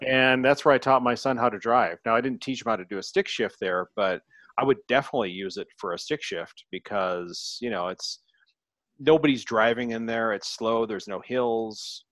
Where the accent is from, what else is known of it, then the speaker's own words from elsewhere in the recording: Longmont, Colorado, United States; I went to Longmont High